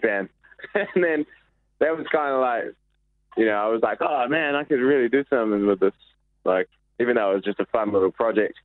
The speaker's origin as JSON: {"language": "English", "town": "Raglan", "region": "Waikato", "country": "New Zealand", "tie": "born or raised there", "moved": "as an adult", "lives_now": "Auckland, New Zealand", "said": "I've spent most of my time like growing up in Raglan."}